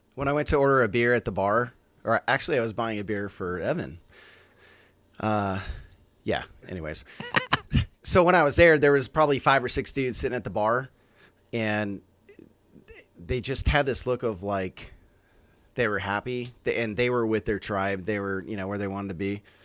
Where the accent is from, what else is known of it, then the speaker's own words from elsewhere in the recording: Bay Area, California, United States; growing up in the Bay Area